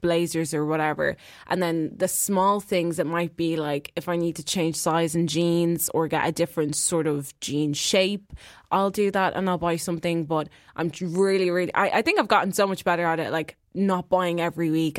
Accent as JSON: {"language": "English", "country": "Ireland", "said": "I'm from Ireland"}